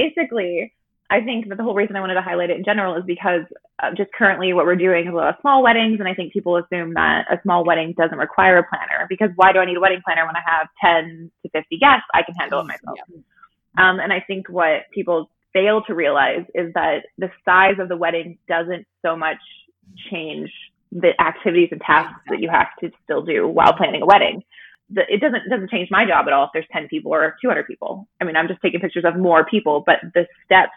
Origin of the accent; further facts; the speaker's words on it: Kansas, United States; moved away as an adult; also born or lived in Vancouver area; now in Vancouver, Canada; I actually am from the States. I'm from Kansas